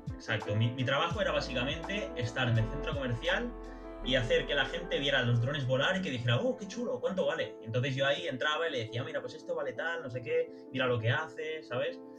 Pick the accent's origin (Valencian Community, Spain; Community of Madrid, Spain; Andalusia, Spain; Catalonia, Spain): Catalonia, Spain; Barcelona; soy de Barcelona